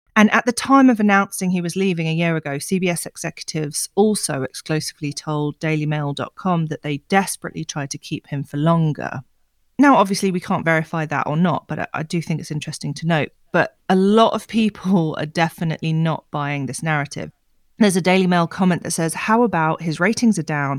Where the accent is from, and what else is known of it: United Kingdom